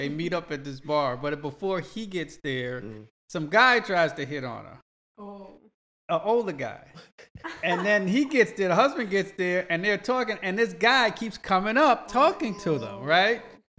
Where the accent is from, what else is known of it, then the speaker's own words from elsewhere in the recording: New York City, New York, United States; now in Florida, United States; I grew up in New York. I grew up in Brooklyn.